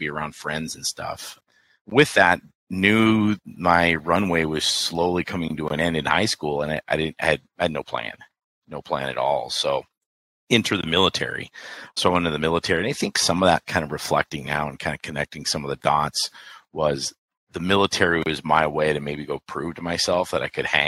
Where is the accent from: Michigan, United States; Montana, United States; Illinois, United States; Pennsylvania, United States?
Montana, United States; Billings; now in Peoria, Arizona, United States; I'm a Montana kid. I grew up in Billings, Montana.